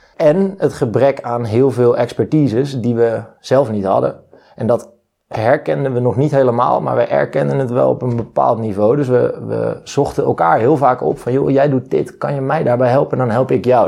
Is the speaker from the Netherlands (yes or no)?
yes; Leimuiden, South Holland, Netherlands; waar ik ben geboren in Leimuiden. Daar woont zij nog altijd, in datzelfde huis